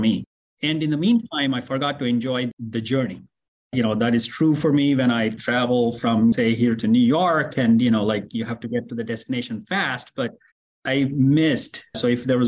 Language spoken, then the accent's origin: English; India; English is a second language; moved away as an adult; also born or lived in Oklahoma; now in United States; I grew up in India, in a very small farming community.